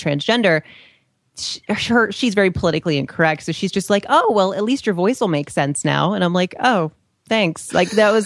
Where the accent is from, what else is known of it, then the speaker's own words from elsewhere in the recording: the South, United States; I grew up in the South